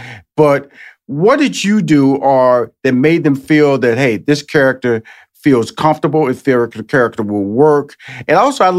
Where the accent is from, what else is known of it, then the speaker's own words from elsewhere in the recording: Texas, United States; You didn't come from Montana. I was born and raised in Texas.